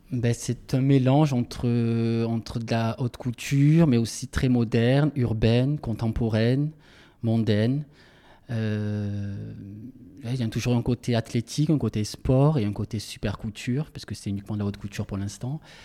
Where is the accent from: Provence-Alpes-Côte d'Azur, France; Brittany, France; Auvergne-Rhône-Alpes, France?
Provence-Alpes-Côte d'Azur, France; Marseille; accent: Marseillais; moved away; also born or lived in Paris; j'ai toujours mon accent, mon accent marseillais qui est assez fort